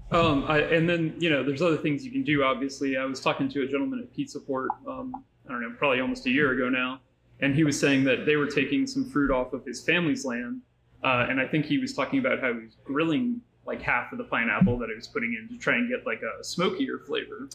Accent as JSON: {"language": "English", "town": "New Orleans", "region": "Louisiana", "country": "United States", "tie": "born or raised there", "moved": "yes", "lives_now": "Anaheim, United States", "said": "I grew up in New Orleans"}